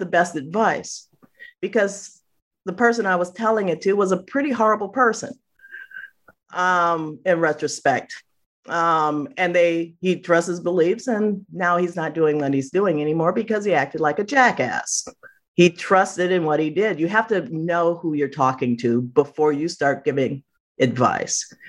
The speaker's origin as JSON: {"language": "English", "town": "Chicago", "region": "Illinois", "country": "United States", "moved": "yes", "said": "I'm from Chicago"}